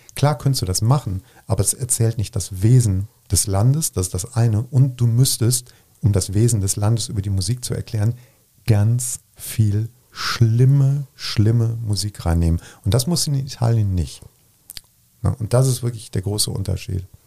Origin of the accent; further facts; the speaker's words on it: Bergisch Gladbach, North Rhine-Westphalia, Germany; now in Cologne, Germany; ich komme aus Bergisch Gladbach, das ist ja irgendwie Köln